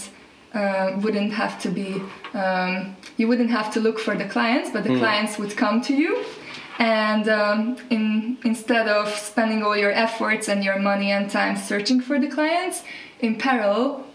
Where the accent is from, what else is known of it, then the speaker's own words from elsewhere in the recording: Hungary; also born or lived in Paris, France; now in Nelson, New Zealand; I am originally from Hungary, but currently living in New Zealand, Nelson, on the South Island.